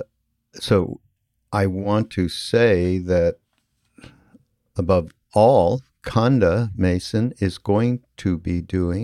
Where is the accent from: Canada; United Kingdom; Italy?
Canada; I have a little bit of a different background because I'm from Canada, which is it is different than growing up in the United States to some degree